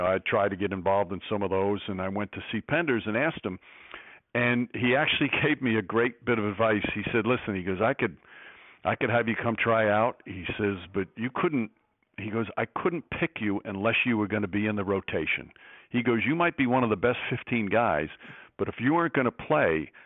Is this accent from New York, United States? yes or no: yes; New York, United States; I'm from New York and grew up a Knicks fan